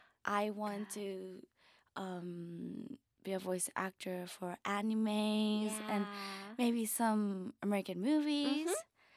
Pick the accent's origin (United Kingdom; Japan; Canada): Japan; also born or lived in New York, United States; I was born in New York and raised in Japan. Because I came here to Japan when I was 3 years old, I mostly live in a Japanese culture.